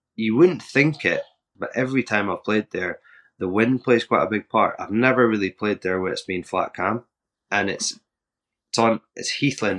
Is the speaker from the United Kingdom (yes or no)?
yes; Scotland, United Kingdom; I'm from Scotland